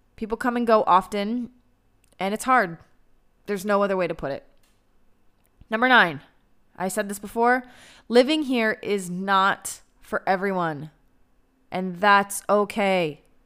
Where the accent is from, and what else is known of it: United States; now in Israel